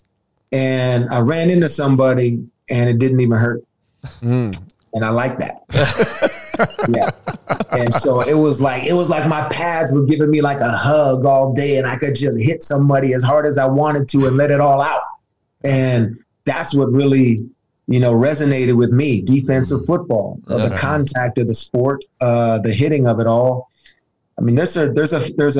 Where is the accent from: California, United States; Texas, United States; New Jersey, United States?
California, United States; San Francisco; also born or lived in Roseville, California / Arizona; growing up in San Francisco